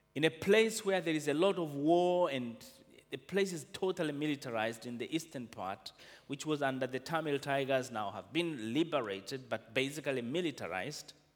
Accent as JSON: {"language": "English", "country": "Tanzania", "moved": "as an adult", "lives_now": "Wuppertal, Germany", "said": "I come from Tanzania"}